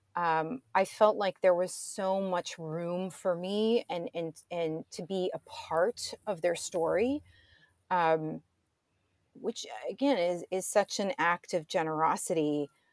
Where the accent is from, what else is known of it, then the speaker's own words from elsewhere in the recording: St. Louis, Missouri, United States; I was born and raised in Saint Louis, Missouri